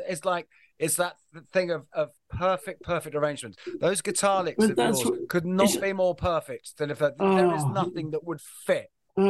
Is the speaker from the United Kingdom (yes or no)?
yes; London, United Kingdom; I'm from Waterloo.